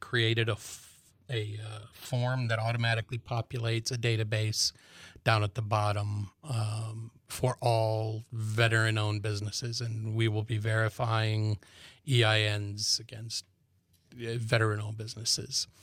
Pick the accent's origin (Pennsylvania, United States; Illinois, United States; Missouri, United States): Illinois, United States; Chicago; now in Manhattan, Kansas, United States; I'm originally from Chicago, was in and out for twenty years while I was in the military